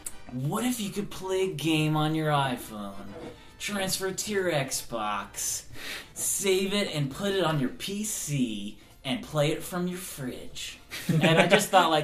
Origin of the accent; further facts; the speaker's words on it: New York, United States; moved away; I'm from New York